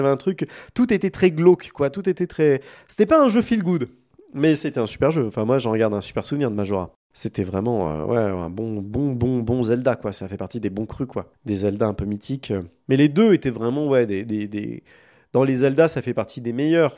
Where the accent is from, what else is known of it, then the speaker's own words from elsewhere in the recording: France; chez nous en France